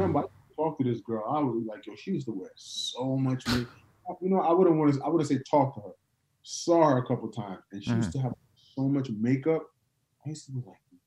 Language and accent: English; New York, United States; now in Atlanta, United States; I'm from New York